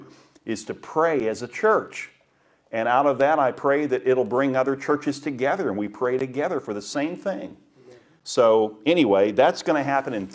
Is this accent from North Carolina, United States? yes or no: no; Daytona Beach, Florida, United States; When I grew up in Daytona Beach, and my paper route was along the river